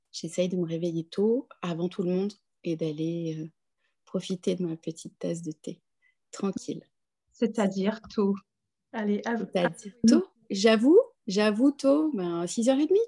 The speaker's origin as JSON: {"language": "French", "country": "Cambodia", "tie": "born there", "also_born_or_lived": "London, United Kingdom", "said": "je suis née au Cambodge j'ai beaucoup d'amitié en Chine j'ai beaucoup d'attrait pour l'Inde j'ai vécu à Londres un certain nombre d'années."}